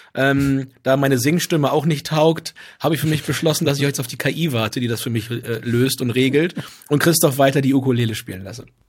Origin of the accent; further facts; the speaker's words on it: Southern Lower Saxony, Germany; moved away as an adult; ich einfach Südniedersachse bin